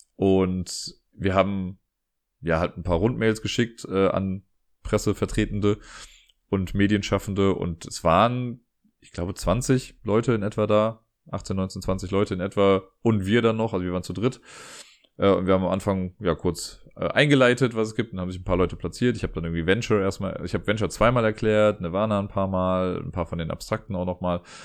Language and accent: German; Cologne, North Rhine-Westphalia, Germany; was für mich als Kölner natürlich super ist, weil ich ja einer der wenigen Kölner bin, die mit Karneval nicht viel anfangen können